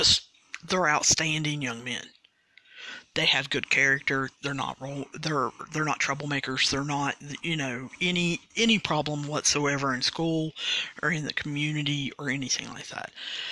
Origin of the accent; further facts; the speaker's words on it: Sudan; English is a second language; And I know that some of you can't understand because of my accent. It's Sudan. It's the country of Sudan.